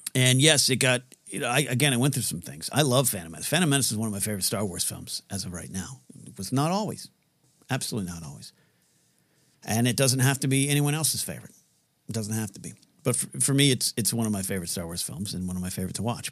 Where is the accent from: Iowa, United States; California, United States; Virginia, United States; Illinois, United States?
California, United States; Pismo Beach; moved away; I grew up on the Central Coast of California, Pismo Beach